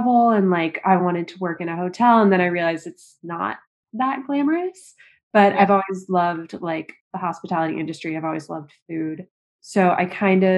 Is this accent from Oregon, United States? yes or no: no; St. Louis, Missouri, United States; moved away as an adult; also born or lived in Hong Kong; now in New York, United States; originally from St. Louis, Missouri. Then my family lived in Hong Kong for 5 years. Yeah. So age 4 to 10, I lived